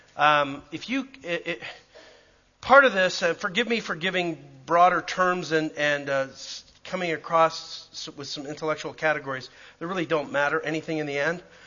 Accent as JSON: {"language": "English", "town": "Calgary", "region": "Alberta", "country": "Canada", "tie": "born or raised there", "moved": "yes", "said": "I grew up in Calgary."}